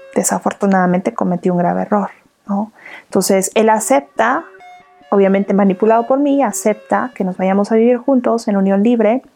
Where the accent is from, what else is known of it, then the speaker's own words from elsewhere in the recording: Morelos, Mexico; moved away as an adult; also born or lived in Mexico City; en, Morelos, en el estado de donde yo soy